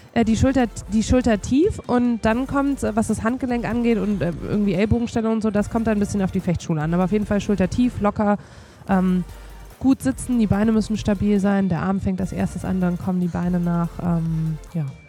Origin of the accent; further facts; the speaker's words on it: Bayreuth, Bavaria, Germany; moved away as an adult; in meiner Heimatstadt Bayreuth